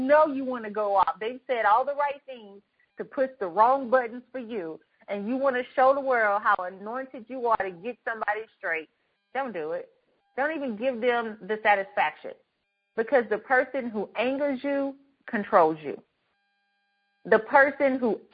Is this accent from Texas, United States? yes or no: yes; Herndon, Texas, United States; I grew up in Herndon, Texas.